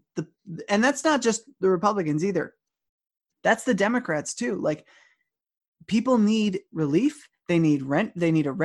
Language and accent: English; East Hampton, New York, United States; I grew up in East Hampton